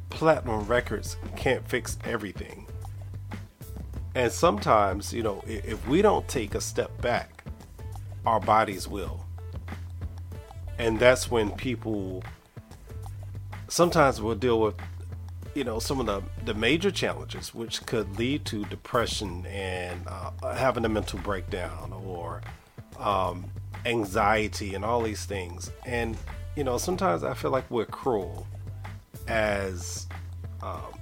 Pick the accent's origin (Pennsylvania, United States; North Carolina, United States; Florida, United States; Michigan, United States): North Carolina, United States; Raleigh; I'm your host from Raleigh, North Carolina.